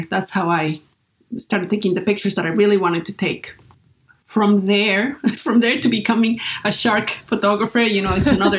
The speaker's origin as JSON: {"language": "English", "town": "Great Falls", "region": "Virginia", "country": "United States", "tie": "born or raised there", "said": "So I started a little business in my hometown in Great Falls, Virginia, taking portraits of the people there."}